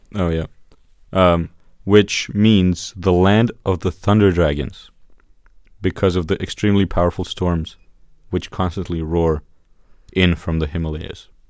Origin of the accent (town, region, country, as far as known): Bosnia & Herzegovina; moved away